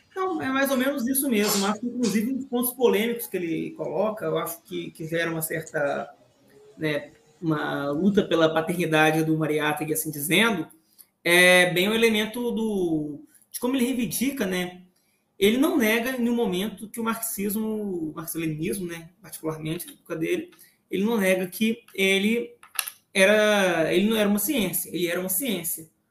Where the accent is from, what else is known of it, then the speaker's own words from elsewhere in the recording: Brazil; nós brasileiros